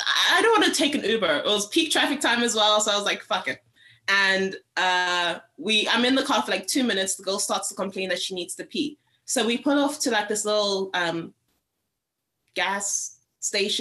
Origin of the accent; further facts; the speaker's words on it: Cape Town, Western Cape, South Africa; moved away; Cape Town, which is where I'm from